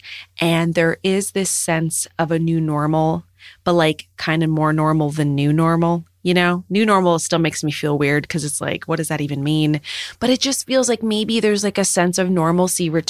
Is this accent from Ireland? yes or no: no; Canada; as a Canadian with all of these seasons